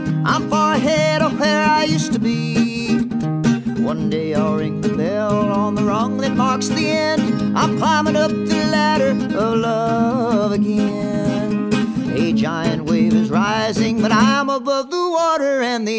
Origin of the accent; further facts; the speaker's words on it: Maui, Hawaii, United States; also born or lived in Austin, Texas; I was born in Austin, Texas, but I had my first birthday in Hawaii, in Maui. And I did my early schooling in both places. And then when I got to junior high, I was in Maui most of the time.